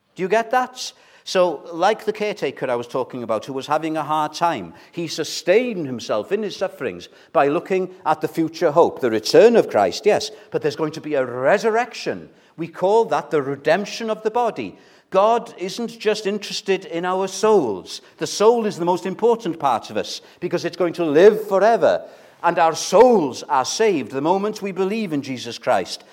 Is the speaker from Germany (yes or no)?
no; Wales, United Kingdom; those of us who are Welsh